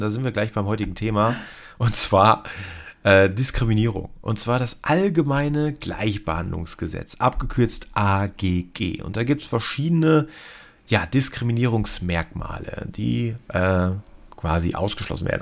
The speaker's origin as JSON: {"language": "German", "town": "Cologne", "region": "North Rhine-Westphalia", "country": "Germany", "said": "Hier bei uns in Köln äh, wir sind hier sowieso sehr tolerant bekanntermaßen"}